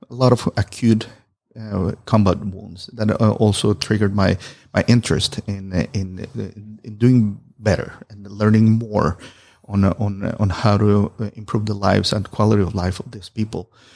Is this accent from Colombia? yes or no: yes; Colombia; moved away as an adult; I'm originally from Colombia